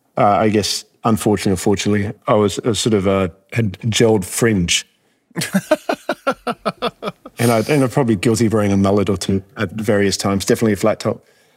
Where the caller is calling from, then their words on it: New York City, New York, United States; Joining you from 115 Broadway, our new space down in the Fidei in New York City.